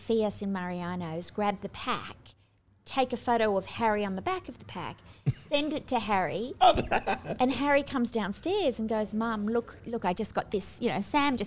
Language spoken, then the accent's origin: English; Australia; moved away as an adult; also born or lived in Sydney; now in United States; I'm Aussie